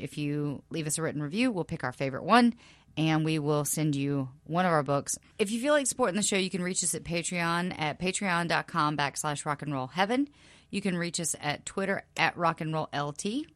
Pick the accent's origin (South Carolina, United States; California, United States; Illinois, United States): South Carolina, United States; moved away; my very, very small, small southern hometown in South Carolina